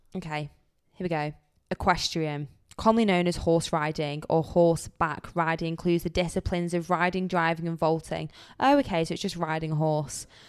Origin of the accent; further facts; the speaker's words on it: United Kingdom; we're also British